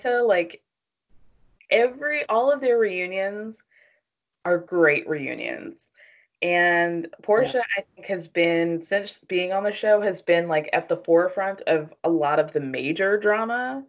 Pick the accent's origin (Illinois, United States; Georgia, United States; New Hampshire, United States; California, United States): Georgia, United States; Atlanta; I grew up in Atlanta